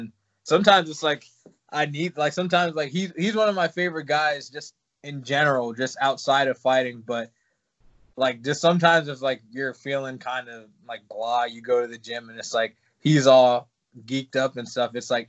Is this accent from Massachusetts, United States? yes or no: no; Virginia, United States; I came from Virginia, and I was kind of – like, there were gyms that I went to, you know.